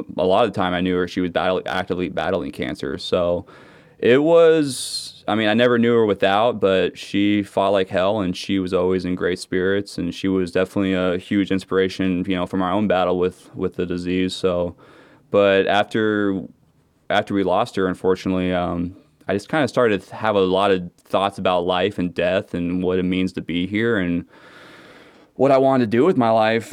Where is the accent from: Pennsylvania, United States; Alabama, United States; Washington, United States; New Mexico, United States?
Washington, United States; Seattle; moved away; I'm from Seattle